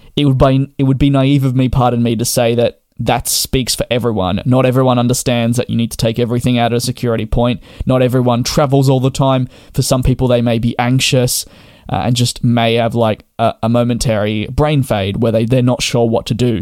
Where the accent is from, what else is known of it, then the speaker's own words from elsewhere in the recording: Australia; me being Australian